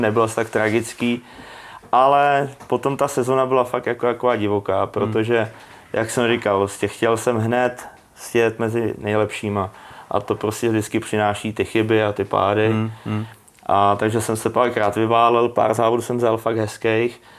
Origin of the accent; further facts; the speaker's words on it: Czechia; jsem po škole chodil vždycky na letiště, tam u nás v Brodě